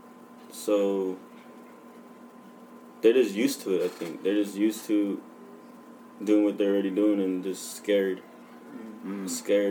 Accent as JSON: {"language": "English", "town": "San Jose", "region": "California", "country": "United States", "tie": "born or raised there", "said": "born and raised in San Jose, the east of San Jose."}